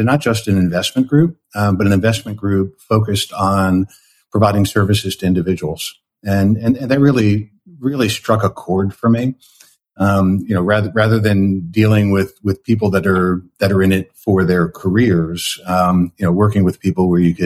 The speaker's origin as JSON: {"language": "English", "region": "New York area", "country": "United States", "tie": "born or raised there", "moved": "yes", "lives_now": "San Francisco Bay Area, United States", "said": "I had grown up in the Northeast in the New York area"}